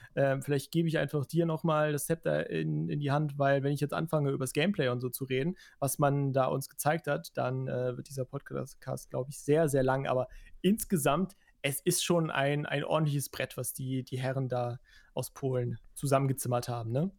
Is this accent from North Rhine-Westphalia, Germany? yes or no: yes; Cologne, North Rhine-Westphalia, Germany; als Kölner